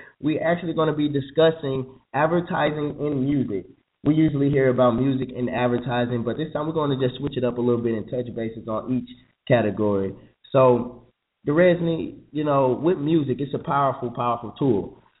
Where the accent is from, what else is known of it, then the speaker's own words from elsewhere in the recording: St. Louis, Missouri, United States; right? And I'm from St. Louis, Missouri, so that's the 314